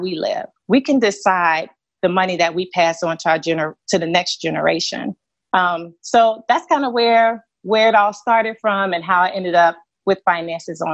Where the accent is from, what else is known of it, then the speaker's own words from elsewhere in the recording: Columbia, South Carolina, United States; I grew up in Columbia, South Carolina, in a single parent household